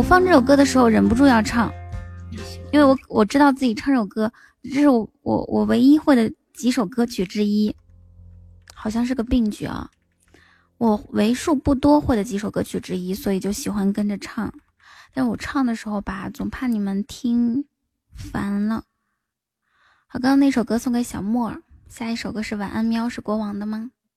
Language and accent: Chinese; Inner Mongolia, China; 我是内蒙古人